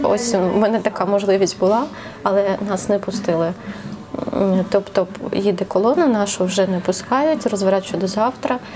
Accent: Ukraine; moved away as an adult; повернутися додому. Там наші рідні, там ну, багатьох там залишились сім'ї. Це просто рідний рідний твій дім, де ти виріс.

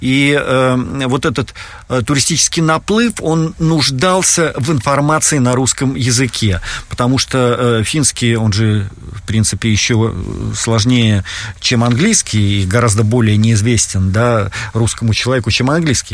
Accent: Saint Petersburg, Russia; moved away as an adult; now in Helsinki, Finland; Я родился в Санкт-Петербурге, ну, тогда еще в Ленинграде.

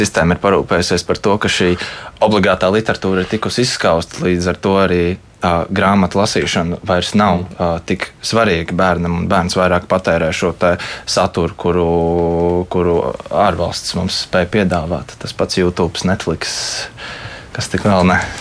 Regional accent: Latvia; es esmu latvietis, par savu latviešu valodu

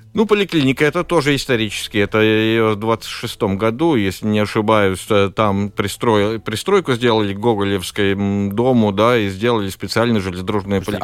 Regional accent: Latvia; Russian is a second language; как латыш, да, ну, хотел на латышском

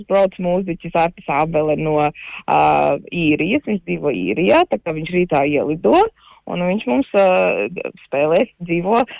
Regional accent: Latvia; kad tomēr mēs esam latvieši un, un ka mums ir šī kultūra, kuru mēs varam svinēt.

